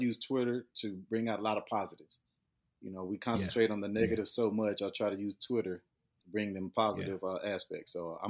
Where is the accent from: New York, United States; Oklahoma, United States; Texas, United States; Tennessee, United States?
Texas, United States; Humble; I grew up in Humble, in a small, neighborhood called Bordersville, Texas. It's very, very small, known back in the day to have a sawmill, predominantly African-Americans.